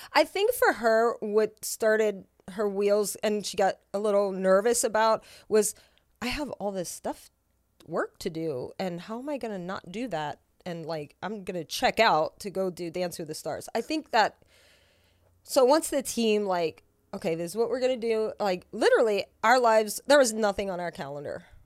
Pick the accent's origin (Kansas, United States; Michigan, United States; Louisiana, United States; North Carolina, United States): Louisiana, United States; moved away; I'm from Louisiana